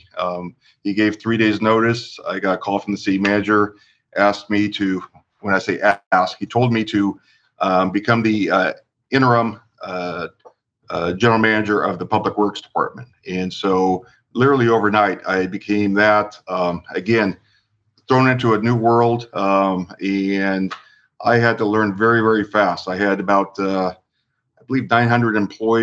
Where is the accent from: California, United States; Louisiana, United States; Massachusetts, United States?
California, United States; Long Beach; I was born and raised in Long Beach